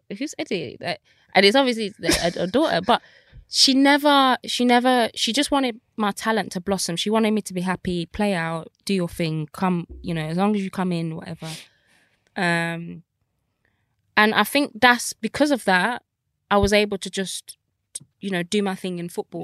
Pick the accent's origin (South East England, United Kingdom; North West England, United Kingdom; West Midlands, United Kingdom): West Midlands, United Kingdom; Birmingham; I grew up in Birmingham, council estate